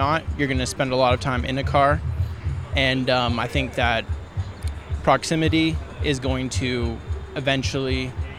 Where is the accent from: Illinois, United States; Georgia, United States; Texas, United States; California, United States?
California, United States; Southern; I grew up in Southern California.